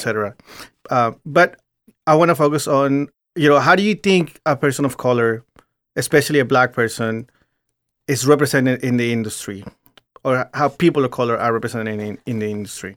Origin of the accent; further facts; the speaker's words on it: Virginia, United States; I grew up in Virginia